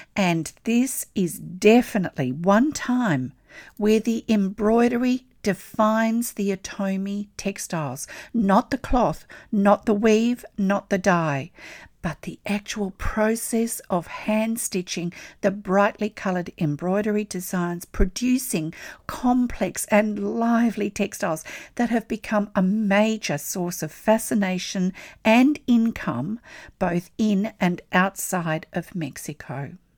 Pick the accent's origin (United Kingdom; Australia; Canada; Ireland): Australia; I'm an Australian textile artist